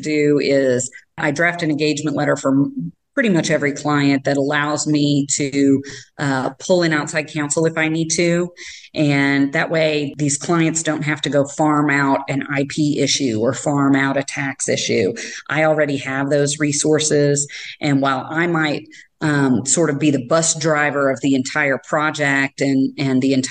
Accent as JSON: {"language": "English", "town": "Sikeston", "region": "Missouri", "country": "United States", "moved": "as an adult", "lives_now": "Kansas City, United States", "said": "I was from a small town originally. I'm from Southeast Missouri, a little town called Sykeston"}